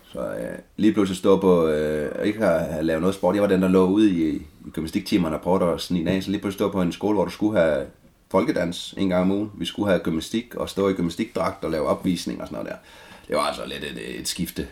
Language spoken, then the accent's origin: Danish; Denmark; born or raised there